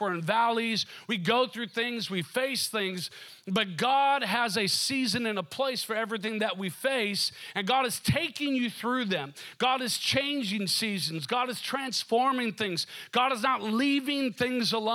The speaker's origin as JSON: {"language": "English", "region": "Minnesota", "country": "United States", "tie": "born or raised there", "also_born_or_lived": "Seattle", "moved": "yes", "said": "growing up in Minnesota, it kind of felt like winter would never end"}